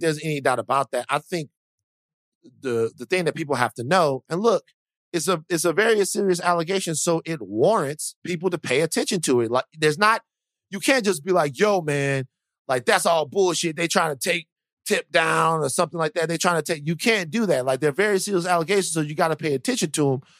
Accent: United States; I'm an American

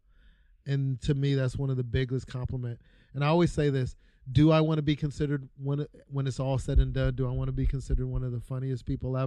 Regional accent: Los Angeles, California, United States; I grew up on 190th in Wilmington.

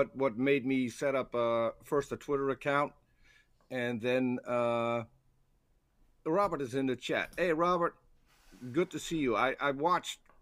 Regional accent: Netherlands; I'm from the Netherlands

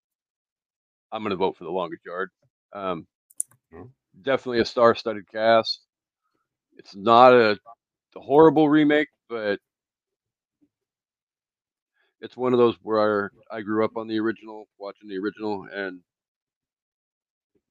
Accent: Aberdeen, Washington, United States; my hometown is actually shouted out in the Walking Tall remake with The Rock

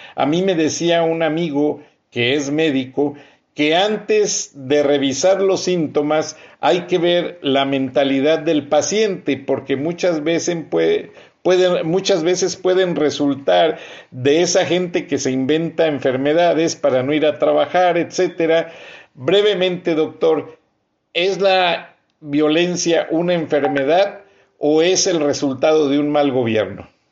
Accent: Bajío, Mexico; now in United States; yo soy del Bajío

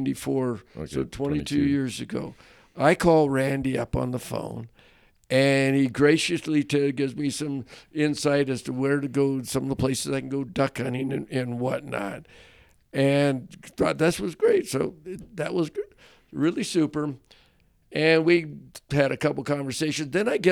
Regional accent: California, United States; now in Montana, United States; I was from, unfortunately, I don't mention it very often in Montana, but I'm from the Sea State, California.

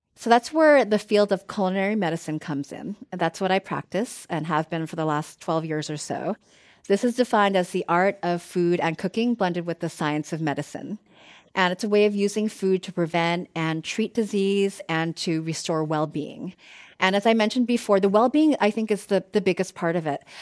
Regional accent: East Coast, United States; now in Bay Area, United States; I grew up on the East Coast, and, um, my ex, my family still lives there

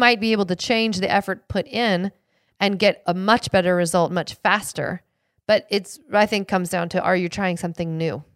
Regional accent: Seattle, Washington, United States; I grew up in Seattle

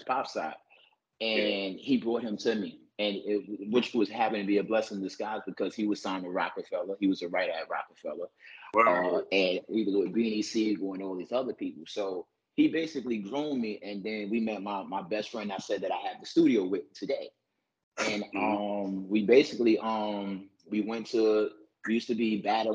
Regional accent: New York City, New York, United States; I'm from New York City, born and raised, Harlem, Brooklyn, Bronx

